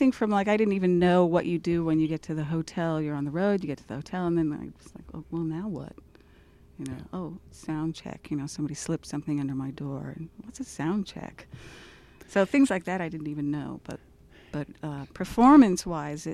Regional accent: Los Angeles, California, United States; moved away as an adult; I'm from Los Angeles

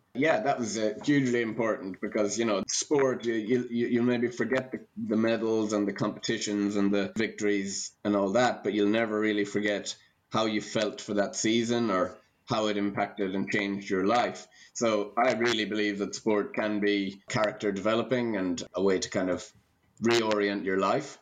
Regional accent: Ireland; Gaelic games is one of the aspects about being Irish that I'm very proud of.

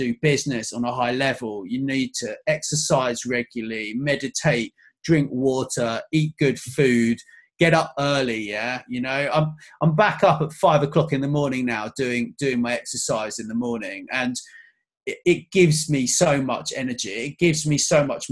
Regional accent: England, United Kingdom; I was born in England, but my dad, he's actually from Connecticut

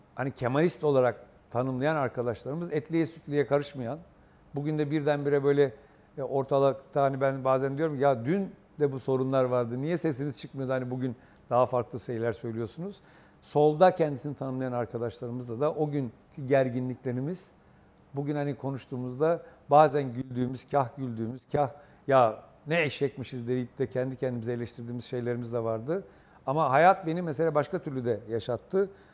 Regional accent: Istanbul, Turkey; also born or lived in Okçular, Vize, Kırklareli; İstanbul'un ilk işçi semtinde büyüdüm

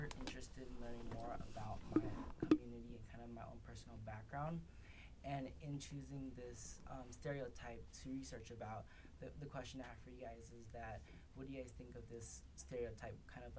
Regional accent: Sacramento, California, United States; personally, I am half Vietnamese. I was born and raised in Sacramento, California.

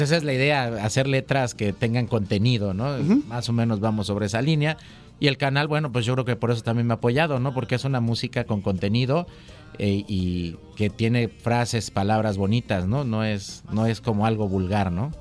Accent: Coatepec, Veracruz, Mexico; soy cantautor, este veracruzano, nacido en la ciudad de Coatepec

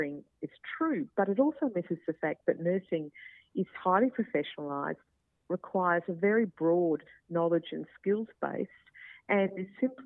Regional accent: Queensland, Australia; I'm a Queenslander

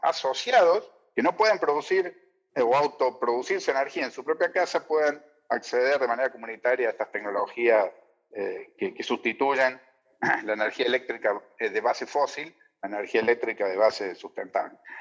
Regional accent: Argentina

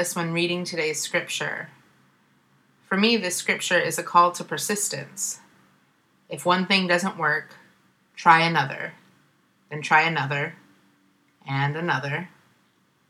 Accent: Ohio, United States; moved away as an adult; now in Oakland, United States; the white supremacy in my home state

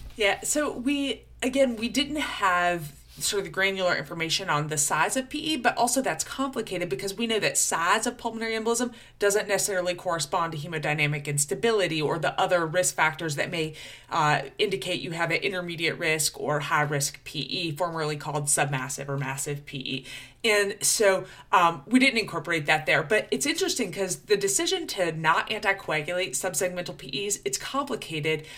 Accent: Florida Panhandle, United States; accent: Georgia; moved away; also born or lived in Chapel Hill, North Carolina; They call it the Redneck Riviera, the Panhandle of Florida, right over by Alabama

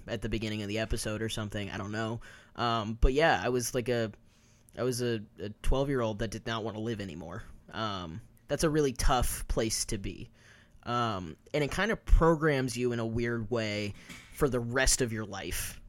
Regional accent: Kansas, United States; moved away as an adult; also born or lived in New York; now in Los Angeles, United States; I had never lived anywhere outside of Kansas

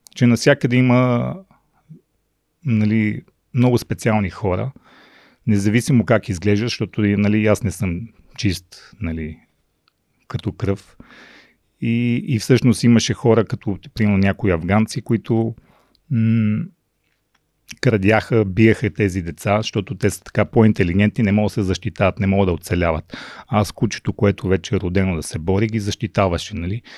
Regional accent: Rhodope Mountains, Bulgaria; also born or lived in Mongolia / Sofia, Bulgaria; аз израснах в Родопите

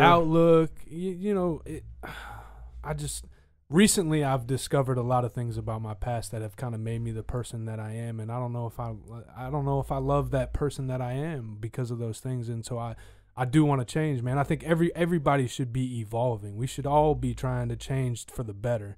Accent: United States; being American

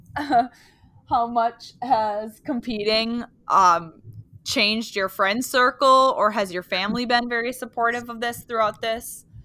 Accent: Wisconsin, United States; now in Upper Michigan, United States; I live in uh, upper Michigan, but um, and I grew up in Wisconsin

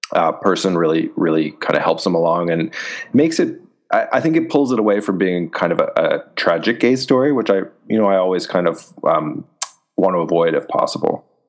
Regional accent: Canada; I'm Canadian, and I've been publishing in Canada since 2012

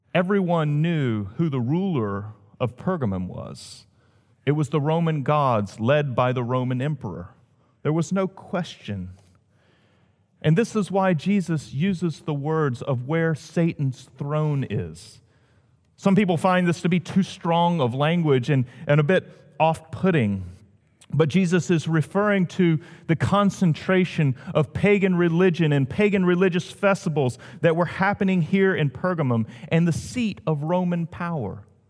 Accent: the South, United States; moved away as an adult; also born or lived in Washington, D.C.; being a Southerner

